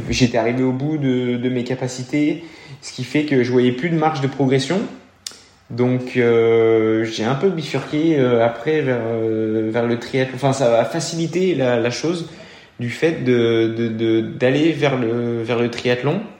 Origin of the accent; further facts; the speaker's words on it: Auvergne-Rhône-Alpes, France; je suis originaire du Beaujolais